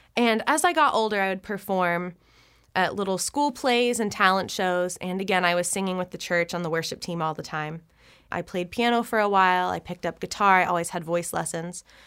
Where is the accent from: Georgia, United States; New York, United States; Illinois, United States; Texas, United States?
Texas, United States; Flower Mound; moved away as an adult; now in Nashville, United States; I was born and raised in Flower Mound, Texas